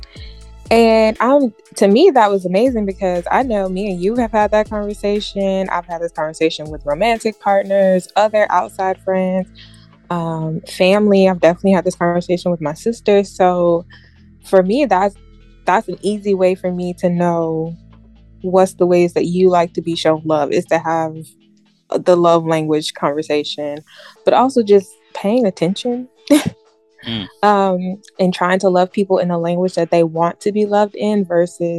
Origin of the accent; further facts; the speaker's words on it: South Carolina, United States; I'm from South Carolina